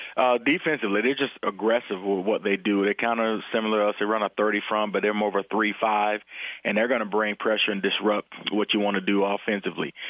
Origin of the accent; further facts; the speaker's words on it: Florida, United States; now in Nebraska, United States; I'm from Florida